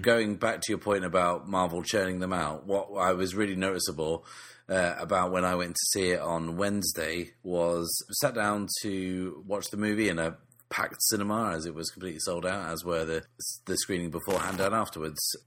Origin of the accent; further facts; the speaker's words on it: England, United Kingdom; we're still English.